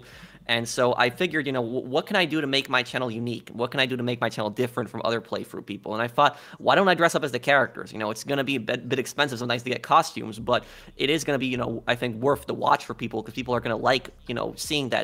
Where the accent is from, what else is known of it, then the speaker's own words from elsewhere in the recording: New York, United States; moved away; I'm originally from New York